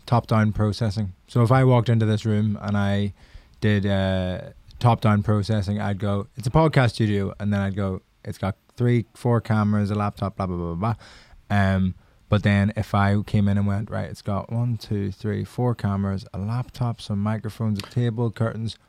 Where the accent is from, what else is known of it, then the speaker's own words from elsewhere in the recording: Ireland; accent: Irish; moved away; being Irish